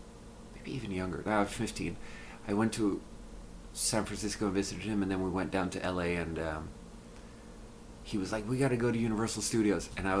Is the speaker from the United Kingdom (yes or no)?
no; Sweden; born or raised there; moved away